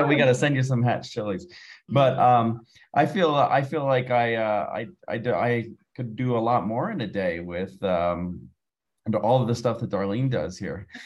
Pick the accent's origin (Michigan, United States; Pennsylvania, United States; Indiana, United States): Pennsylvania, United States; moved away as an adult; now in Santa Fe, United States; I'm originally from Pennsylvania, and I moved out to New oh, Mexico oh. 12 years ago.